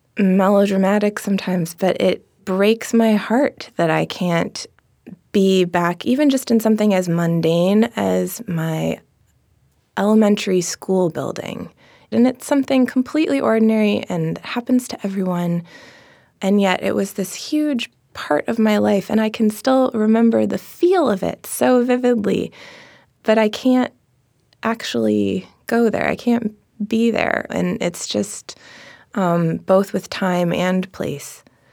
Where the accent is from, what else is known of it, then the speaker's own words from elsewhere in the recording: Seattle, Washington, United States; In Seattle.